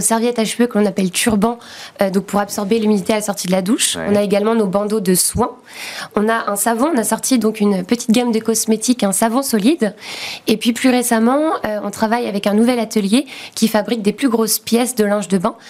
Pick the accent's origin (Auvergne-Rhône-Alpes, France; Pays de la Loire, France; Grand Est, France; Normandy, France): Pays de la Loire, France; Nantes; dans la région de Nantes, puisqu'on vient de Nantes.